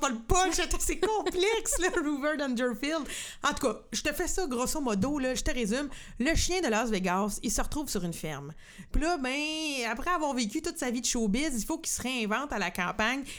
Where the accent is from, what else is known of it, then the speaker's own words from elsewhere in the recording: Saint-Norbert, Quebec, Canada; j'ai grandi à Saint-Norbert